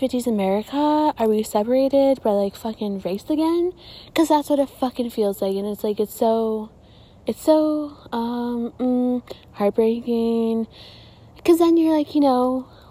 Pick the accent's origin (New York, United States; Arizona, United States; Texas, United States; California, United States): Arizona, United States; Gilbert; I'm from Gilbert